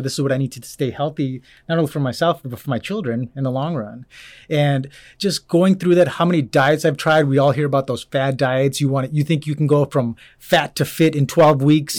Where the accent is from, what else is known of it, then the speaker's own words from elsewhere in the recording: Orland Park, Illinois, United States; moved away as an adult; also born or lived in Arizona; now in Cedar Rapids, United States; originally born and raised, um, in a south suburb of Illinois